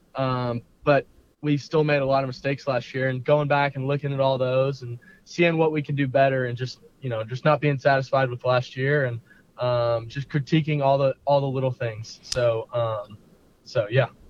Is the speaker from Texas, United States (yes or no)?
yes; Westlake, Austin, Texas, United States; Growing up in Westlake